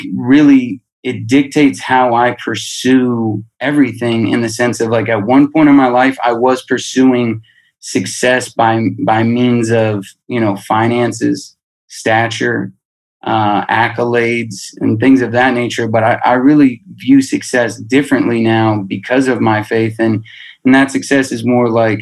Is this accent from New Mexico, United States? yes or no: yes; Albuquerque, New Mexico, United States; I'm being from Albuquerque